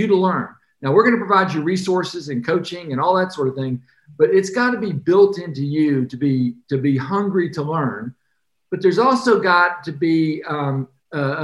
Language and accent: English; Atlanta, Georgia, United States; I grew up in Atlanta